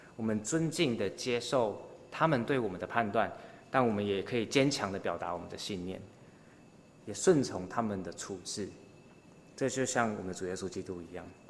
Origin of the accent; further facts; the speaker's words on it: Taiwan; 我们作为台湾人